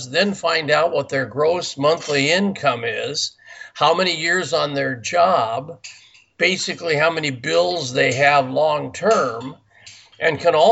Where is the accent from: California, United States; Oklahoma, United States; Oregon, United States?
California, United States; Burbank; also born or lived in Simi Valley, California; I was born in Burbank, California, which is right outside of Los Angeles. And then I moved out to a little town called Simi Valley